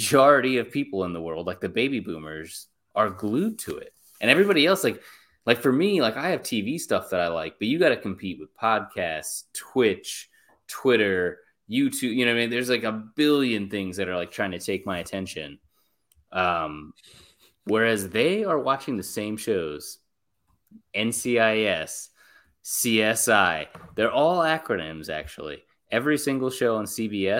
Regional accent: United States; I am American

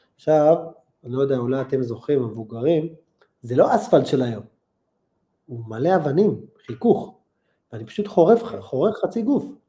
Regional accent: Holon, Tel Aviv District, Israel; והייתי גר בחולון

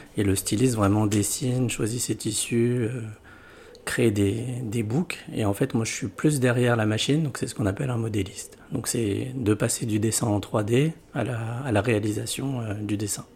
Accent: Lyon, Auvergne-Rhône-Alpes, France; j'ai grandi à Lyon

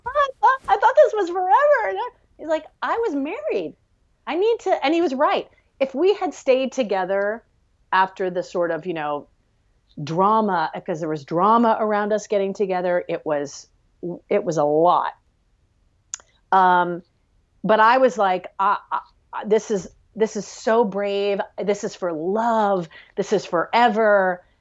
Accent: Los Angeles, California, United States; also born or lived in Maryland; growing up in Los Angeles in the eighties and the nineties and, and the early two thousands

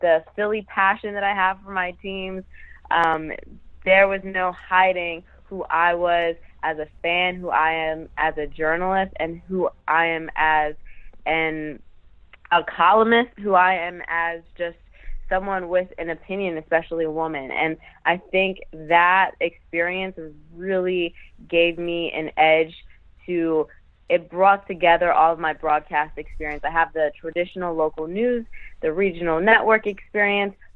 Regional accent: Philadelphia, Pennsylvania, United States; I grew up in the Philadelphia market, so this has always been my hometown market

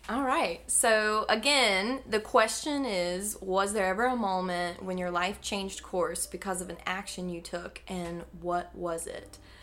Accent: Mocksville, North Carolina, United States; now in Greensboro, United States; I'm a North Carolina native

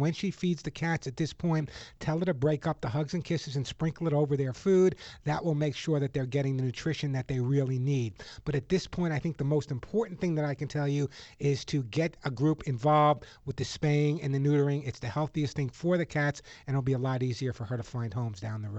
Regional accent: Los Angeles, California, United States; you're in Los Angeles, my hometown area.

